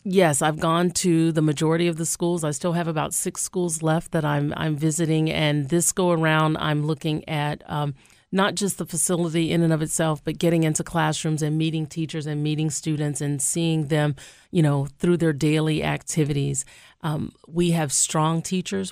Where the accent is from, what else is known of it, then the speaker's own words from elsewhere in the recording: Shreveport, Louisiana, United States; moved away as an adult; also born or lived in New Orleans, Louisiana / Nevada; now in Albany, United States; I'm originally from Shreveport, Louisiana